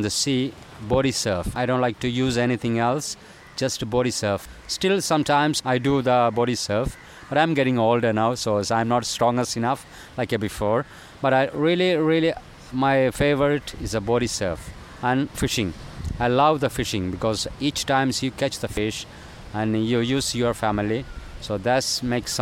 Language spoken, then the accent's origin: English; Kovalam, Kerala, India; I grew up in Kerala, Kovalam